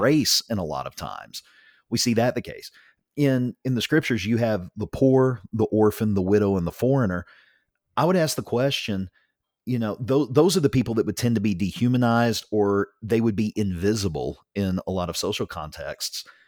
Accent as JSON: {"language": "English", "country": "United States", "said": "I am very proud to be an American"}